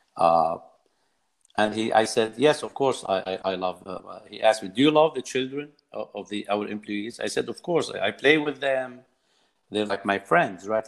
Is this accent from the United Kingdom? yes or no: no; Beirut, Beirut Governorate, Lebanon; now in Virginia, United States; I was born in Lebanon uh, in July 12, on July 12, 1972, in Beirut uh, during our civil war